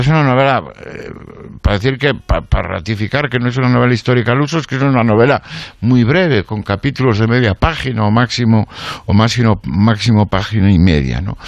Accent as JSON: {"language": "Spanish", "region": "Galicia", "country": "Spain", "said": "los gallegos tenemos una maldición que nos vincula"}